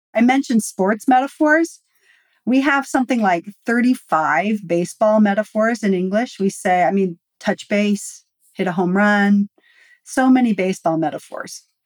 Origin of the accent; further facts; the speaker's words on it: United States; I am uniquely American